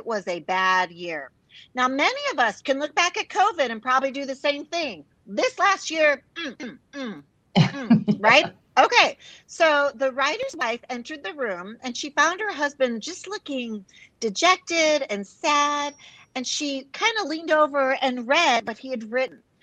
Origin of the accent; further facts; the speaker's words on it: Chicago, Illinois, United States; now in Texas, United States; I live in Texas. I'm proud Texan for, gosh, 30 years, originally from Chicago, big Italian family